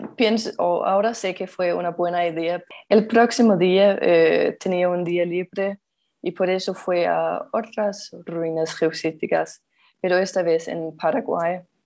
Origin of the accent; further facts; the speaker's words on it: Denmark; Spanish is a second language; soy danesa y vivo en Dinamarca